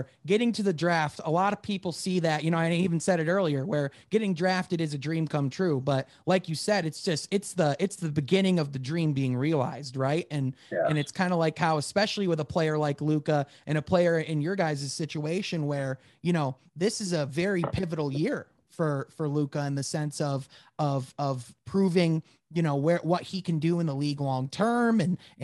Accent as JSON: {"language": "English", "town": "Grand Rapids", "region": "Michigan", "country": "United States", "said": "I'm from Grand Rapids"}